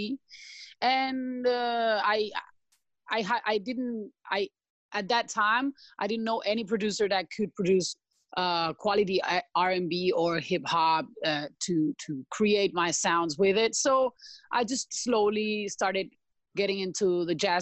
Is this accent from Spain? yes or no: yes; Spain; English is a second language; also born or lived in Sao Paulo, Brazil; now in Sri Lanka; I'm from Spain, and I was 10 years in Brazil, and now actually in Sri Lanka